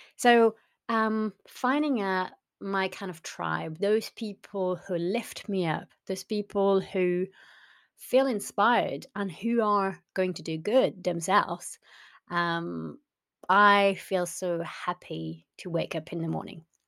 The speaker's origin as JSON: {"language": "English", "country": "France", "also_born_or_lived": "North West England", "moved": "yes", "lives_now": "Southwest Scotland, United Kingdom", "said": "originally I'm from France"}